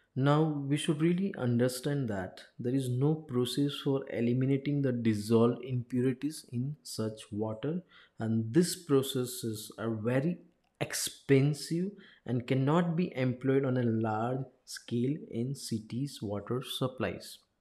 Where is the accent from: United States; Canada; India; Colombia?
India; Ahmedabad, Gujarat; I'm from Ahmedabad